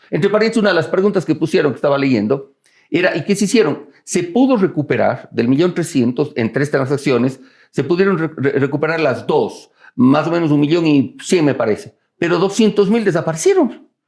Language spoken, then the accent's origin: Spanish; Cuenca, Azuay, Ecuador; now in Quito, Ecuador; yo soy cuencano de, de nacimiento, quiteño de corazón